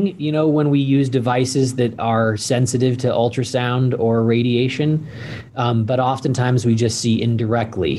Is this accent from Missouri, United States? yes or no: yes; St. Louis, Missouri, United States; moved away as an adult; also born or lived in Switzerland / Utah / Ohio / Indiana; now in Idaho, United States; spent the majority of my teenage and kind of where I have always called home was in St. Louis, Missouri.